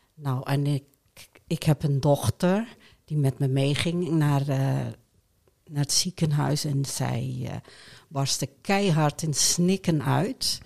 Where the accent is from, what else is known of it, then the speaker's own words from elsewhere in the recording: Hoogkerk, Groningen, Netherlands; also born or lived in Friesland; ik ben opgegroeid in de Molukse wijk, hier in Hoogkerk